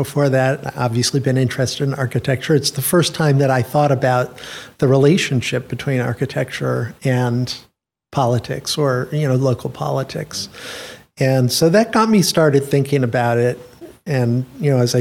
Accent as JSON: {"language": "English", "town": "Rochester", "region": "New York", "country": "United States", "tie": "born or raised there", "also_born_or_lived": "Washington, D.C. / London", "moved": "yes", "lives_now": "Princeton, United States", "said": "I grew up all through my school years, my primary and secondary school years in Rochester"}